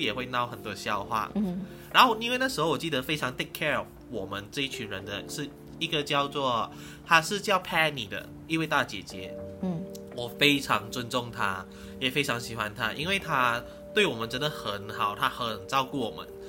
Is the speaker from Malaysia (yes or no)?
yes; Malaysia; 大家真的是会忘记你就是马来西亚人